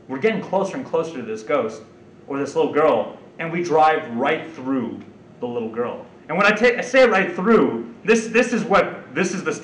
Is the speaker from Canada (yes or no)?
yes; Canada; we're from Canada